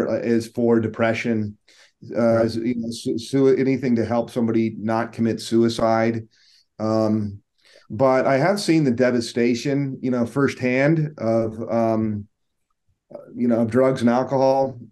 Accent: Tucson, Arizona, United States; I grew up in Tucson

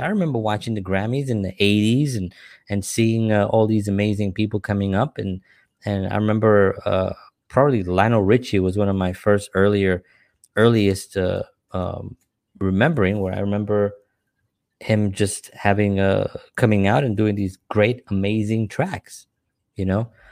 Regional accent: New York City, New York, United States; also born or lived in Upper West Side, New York City; I grew up in the South Bronx, a lot of violence

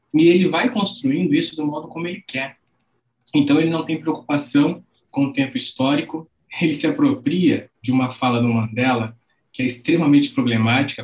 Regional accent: Londrina, Paraná, Brazil; sou nascido e criado aqui em Londrina.

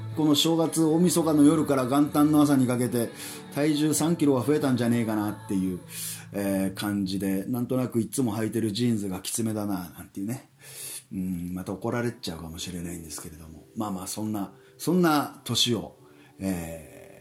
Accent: Japan; 日本人として考え直そうかなと思います

